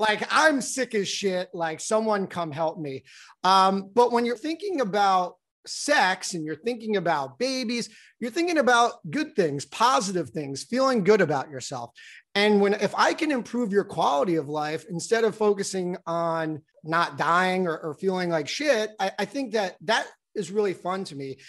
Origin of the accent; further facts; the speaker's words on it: New Jersey, United States; moved away; also born or lived in Baltimore; I grew up in New Jersey